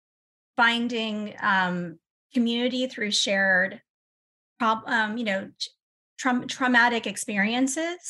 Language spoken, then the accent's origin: English; United States; I'm American